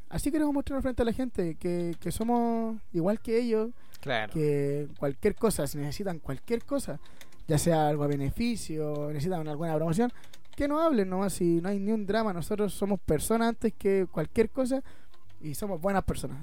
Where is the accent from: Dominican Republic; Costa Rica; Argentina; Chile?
Chile; Puerto Varas, Los Lagos; Somos de Puerto Vara, eh, nos criamos aquí y no nos hemos ido de acá